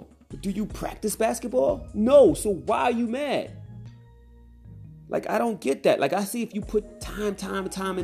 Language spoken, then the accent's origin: English; Mount Vernon, New York, United States; I was raised in New York, Mount Vernon, New York